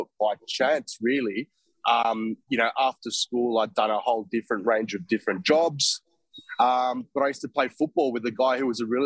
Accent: Sydney, New South Wales, Australia; I grew up in Canterbury, which is just on the border of the Inner West and Canterbury Bankstown LGAs

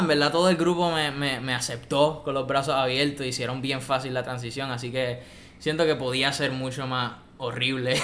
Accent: Puerto Rico; escucho trap y reggaetón de Puerto Rico porque soy boricua

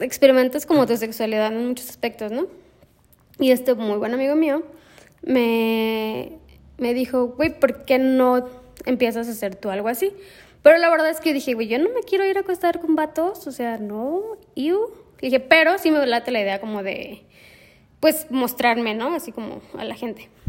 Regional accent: Guadalajara, Jalisco, Mexico; moved away as an adult; now in Celaya, Mexico; soy de Guadalajara. Estudié artes visuales en la Universidad de Guadalajara, mi alma mater.

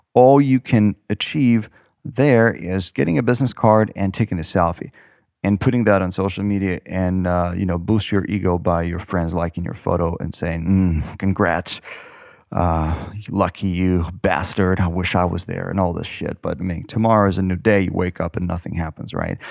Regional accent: Ukraine; moved away as an adult; now in San Francisco, United States; I was born in Ukraine.

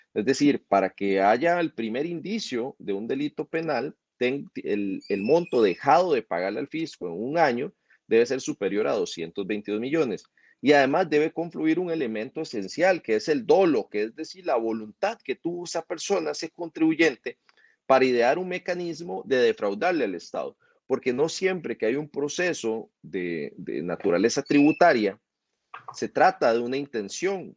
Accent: Costa Rica

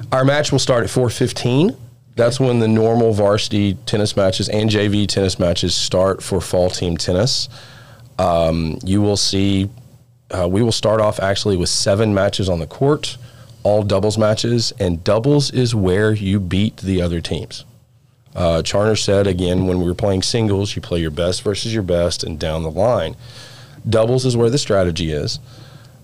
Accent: East Texas, United States; I'm from East Texas

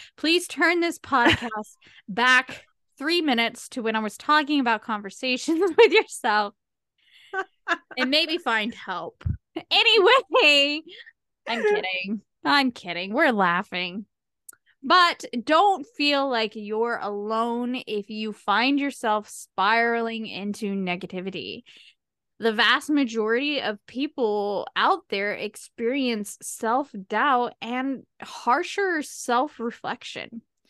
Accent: United States; I'm American. We don't use fancy smancy words.

